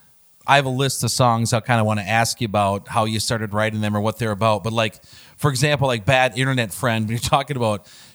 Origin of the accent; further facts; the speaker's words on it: Turtle Lake, Wisconsin, United States; my hometown of Turtle Lake, Wisconsin